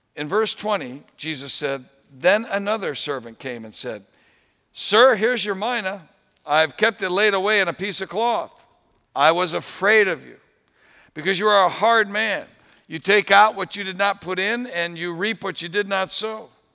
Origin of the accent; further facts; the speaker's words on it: New England, United States; I grew up in New England